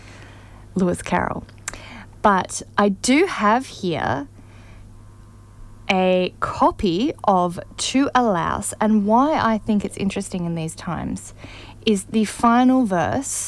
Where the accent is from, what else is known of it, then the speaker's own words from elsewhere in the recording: Canberra, Australian Capital Territory, Australia; I grew up in Canberra, Australia